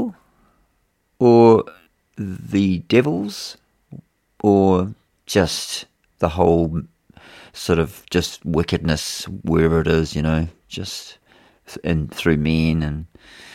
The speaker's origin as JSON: {"language": "English", "region": "England", "country": "United Kingdom", "moved": "yes", "lives_now": "New Zealand", "said": "I'm an Englishman"}